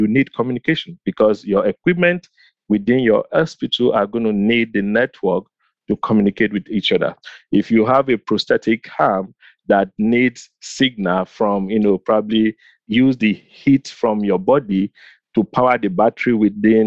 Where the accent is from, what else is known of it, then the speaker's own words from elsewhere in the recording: Nigeria; now in United States; growing up in Nigeria